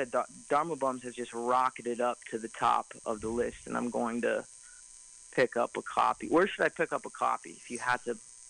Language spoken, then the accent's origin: English; Denver, Colorado, United States; now in New York City, United States; I was born in Denver, Colorado, but I live in New York City